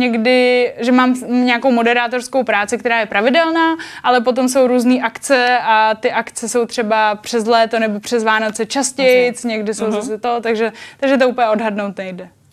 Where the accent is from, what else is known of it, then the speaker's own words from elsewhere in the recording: Czechia; also born or lived in Japan; říkám, že jsem Čech, eh, Čech v Japonsku a Japonec v Čechách